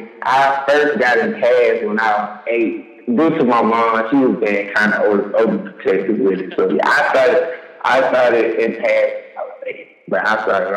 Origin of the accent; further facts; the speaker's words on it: Jonesboro, Georgia, United States; now in Selma, United States; I'm originally from Jonesboro, Georgia, but living in Selma, it has its ups and downs.